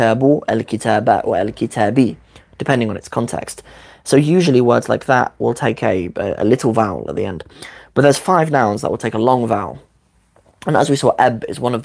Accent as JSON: {"language": "English", "region": "London", "country": "United Kingdom", "said": "Ami London take aschi"}